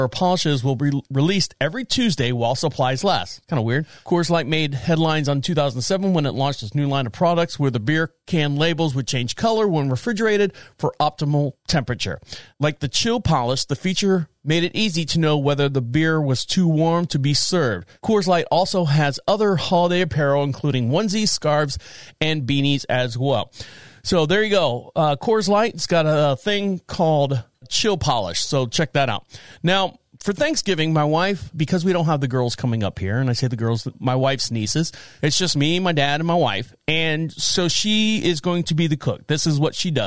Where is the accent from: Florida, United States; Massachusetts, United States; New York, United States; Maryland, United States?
Florida, United States; Orlando; most of my family is from North Carolina, but I was born and raised in Orlando, Florida